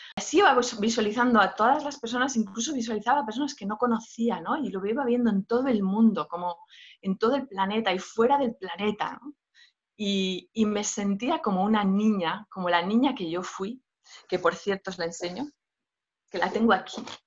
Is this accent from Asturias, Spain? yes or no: yes; Asturias, Spain; yo nací en una aldeíta, en Asturias, a salvajada completamente